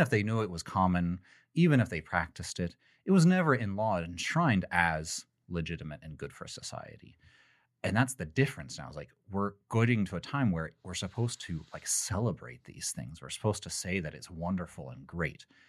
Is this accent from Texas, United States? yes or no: yes; Texas, United States; I'm from Texas